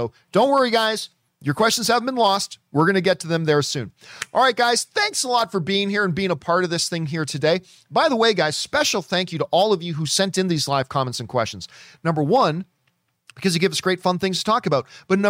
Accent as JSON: {"language": "English", "town": "New York City", "region": "New York", "country": "United States", "tie": "born or raised there", "said": "I was born and raised in Washington Heights, New York. My family is from the Dominican Republic"}